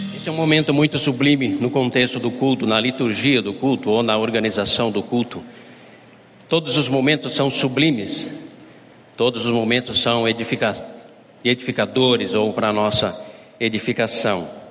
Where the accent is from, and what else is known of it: Brazil